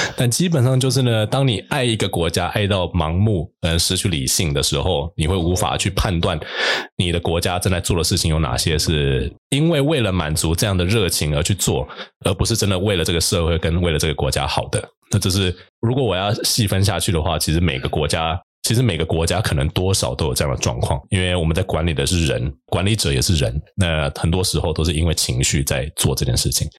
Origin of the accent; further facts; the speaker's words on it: New Taipei, Taiwan; 我自己从小出生在新北